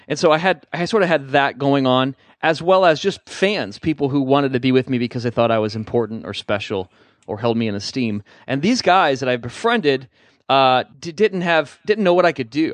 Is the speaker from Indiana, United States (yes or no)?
yes; Indiana, United States; moved away; I'm from Indiana